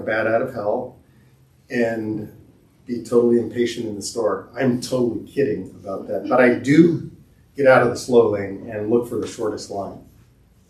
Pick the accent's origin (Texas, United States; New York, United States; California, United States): California, United States; Southern; growing up in Southern California in the 70s